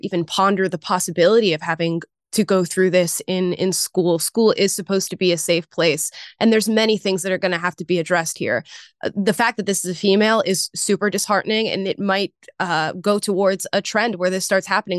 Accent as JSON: {"language": "English", "region": "Florida", "country": "United States", "tie": "born or raised there", "said": "I grew up in Florida and was in high school at the time that the Parkland shooting happened"}